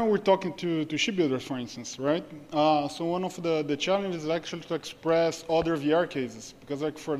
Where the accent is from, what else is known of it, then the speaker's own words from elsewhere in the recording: Brazil; now in Singapore; I'm from Brazil. We're based here in Singapore.